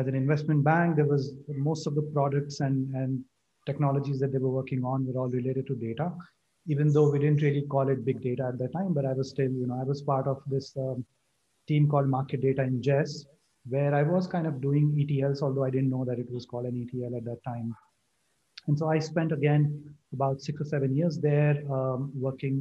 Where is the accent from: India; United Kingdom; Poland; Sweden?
India; northern India; also born or lived in Bangalore, India; So I grew up in India, in different parts of northern India.